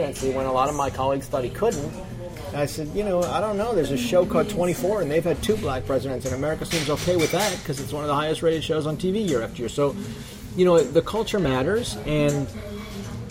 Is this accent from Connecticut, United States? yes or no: yes; Connecticut, United States; my home state in Connecticut